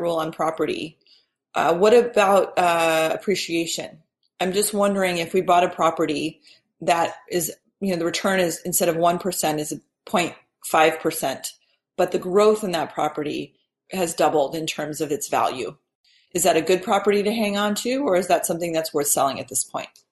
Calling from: Seattle, Washington, United States; I'm calling from Seattle

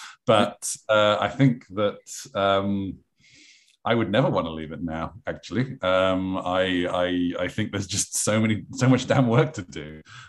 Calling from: London, United Kingdom; I am from sunny London in England.

